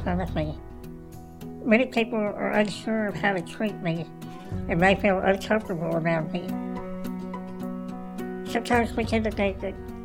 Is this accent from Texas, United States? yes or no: yes; Dallas, Texas, United States; I grew up in Dallas, Texas, living with my parents and my three younger brothers.